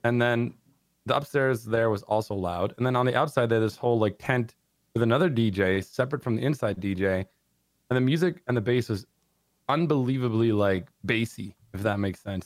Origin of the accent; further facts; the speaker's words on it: San Diego, California, United States; I like San Diego. 'Cause I was born there.